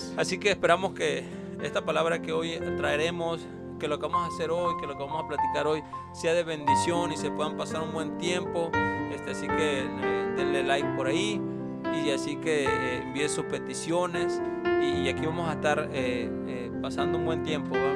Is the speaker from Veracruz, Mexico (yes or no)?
yes; Veracruz, Mexico; now in Tucson, United States; yo soy de Veracruz